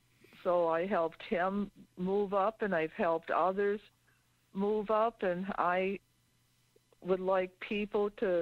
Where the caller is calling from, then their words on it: Ripon, Wisconsin, United States; from Ripon, Wisconsin.